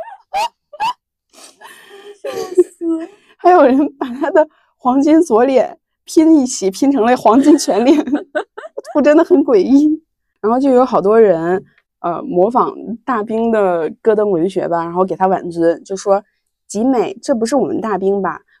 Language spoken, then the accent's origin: Chinese; Henan, China; 我就是河南人，然后我爸妈、我爷爷奶奶、姥爷姥爷全都是河南人